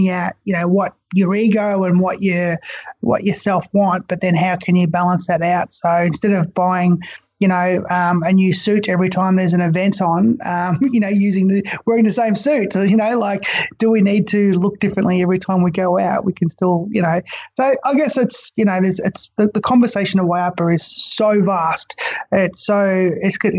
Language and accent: English; Far East Gippsland, Victoria, Australia; I grew up in Far East Gippsland of Victoria